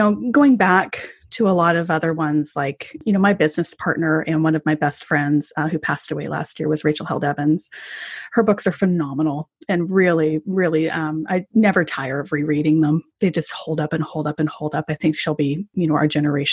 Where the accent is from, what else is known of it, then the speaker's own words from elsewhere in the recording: Canada; as a Canadian